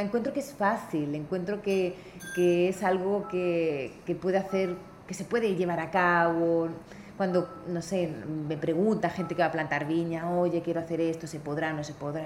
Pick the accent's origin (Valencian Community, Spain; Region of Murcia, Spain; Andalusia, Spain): Valencian Community, Spain; Benidorm; moved away as an adult; also born or lived in New Zealand; yo nací en una ciudad muy turística que se llama Benidorm